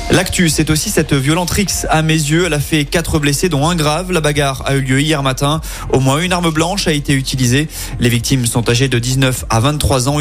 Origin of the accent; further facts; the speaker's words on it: Lyon, Auvergne-Rhône-Alpes, France; Chez nous à Lyon